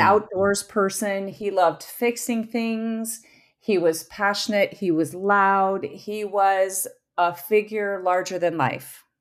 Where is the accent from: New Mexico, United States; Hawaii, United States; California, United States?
California, United States; Southern; now in Minnesota, United States; we grew up in Southern California, too